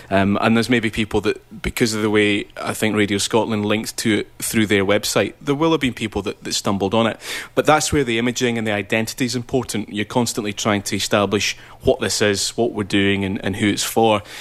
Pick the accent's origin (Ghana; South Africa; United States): Ghana; I'm from the Commonwealth country of Ghana.